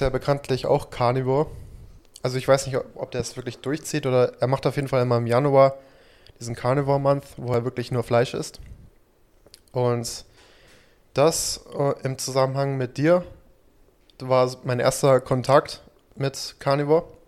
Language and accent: German; United States; now in Germany; ich bin ja in Amerika aufgewachsen